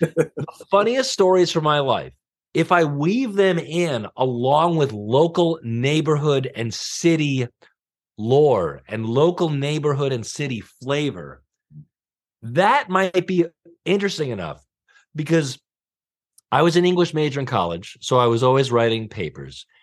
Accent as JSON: {"language": "English", "area": "Long Island", "region": "New York", "country": "United States", "tie": "born or raised there", "also_born_or_lived": "Greenpoint, Brooklyn", "moved": "as an adult", "said": "I grew up in Long Island"}